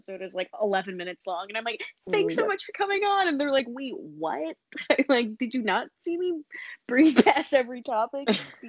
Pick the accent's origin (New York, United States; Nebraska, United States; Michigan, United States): New York, United States; I'm like a New Yorker